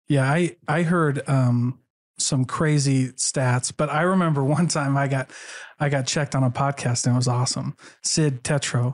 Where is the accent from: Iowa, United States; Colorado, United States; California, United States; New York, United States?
Iowa, United States; moved away; I grew up in Iowa, where I was the only L D S